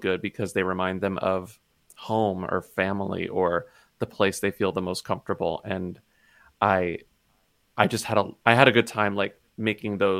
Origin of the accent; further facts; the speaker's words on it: Texas, United States; moved away; my childhood growing up in Texas in this small town